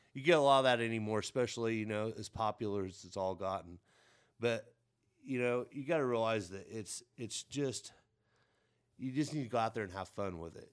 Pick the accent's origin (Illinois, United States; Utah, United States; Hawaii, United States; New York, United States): Illinois, United States; Mount Carmel; now in Terre Haute, United States; we all moved down to Mount Carmel, Illinois